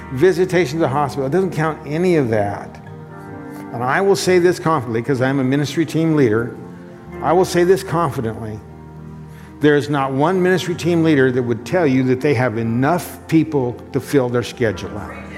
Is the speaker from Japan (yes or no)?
no; Condon, Oregon, United States; my hometown Condon